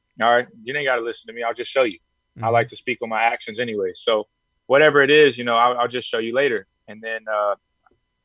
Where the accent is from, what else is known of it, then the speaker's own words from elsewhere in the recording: Houston, Texas, United States; fight in front of my hometown people. I got a bunch of people in Houston that just love to, you know, support me